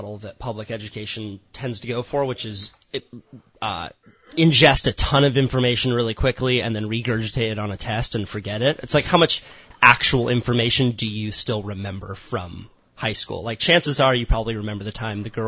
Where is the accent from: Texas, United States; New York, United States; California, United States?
California, United States; Santa Cruz; I grew up in Santa Cruz. My parents split. I was born on Cayuga Street